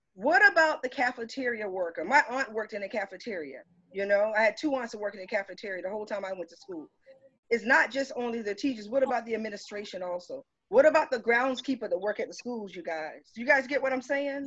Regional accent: Cottageville, South Carolina, United States; moved away as an adult; I'm originally from Cottageville, South Carolina. I come from uh-huh. Route One Box 439. It's a it's a dirt road

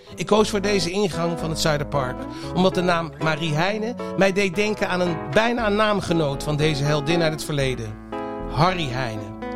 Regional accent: The Hague, South Holland, Netherlands; ik ben opgegroeid in het Statenkwartier

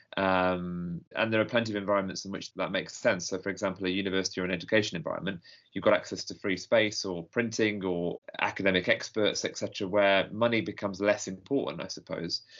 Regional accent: Nottingham, East Midlands, United Kingdom; moved away as an adult; now in London, United Kingdom; I, I grew up in Nottingham. I was born in Nottingham

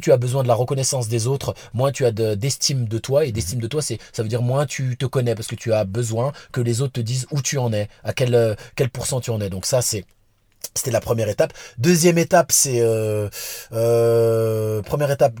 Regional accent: Vénissieux, Auvergne-Rhône-Alpes, France; also born or lived in Lyon; J'habitais à Lyon, je suis de Vénissieux, des Minguettes

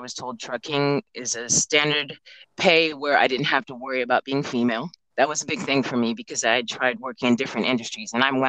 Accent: Alaska, United States; I'm originally from Alaska. My father was in the Air Force and relocated the family up there and retired.

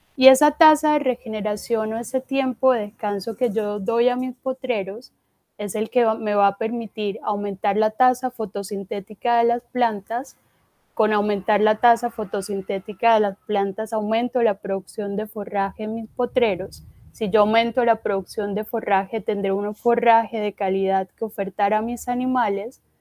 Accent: Corozal, Sucre, Colombia; yo pues soy del departamento de Sucre, de un municipio que se llama Corozal

